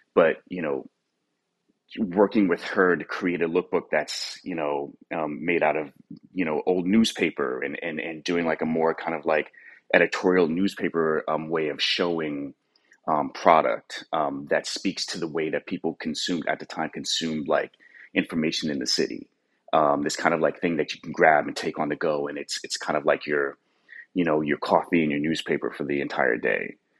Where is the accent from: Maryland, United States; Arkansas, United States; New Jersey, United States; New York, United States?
New York, United States; growing up in New York